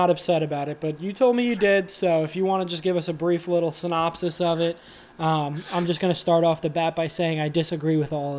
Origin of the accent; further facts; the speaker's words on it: New York, United States; I grew up in New York